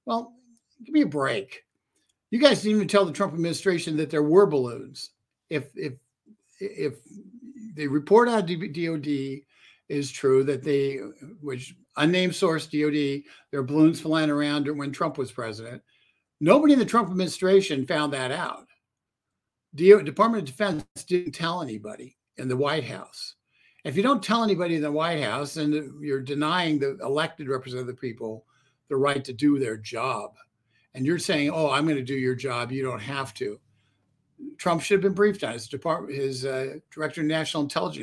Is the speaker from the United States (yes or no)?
yes; United States; As an American